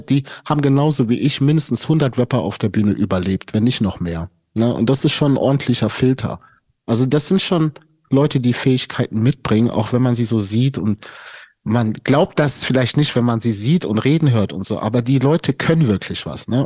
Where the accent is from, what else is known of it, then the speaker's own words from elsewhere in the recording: Stuttgart, Baden-Württemberg, Germany; ich komme aus Stuttgart